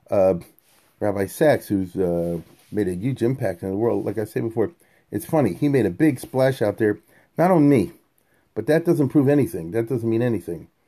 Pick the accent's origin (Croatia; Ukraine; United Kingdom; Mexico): United Kingdom; and I'm British, you know.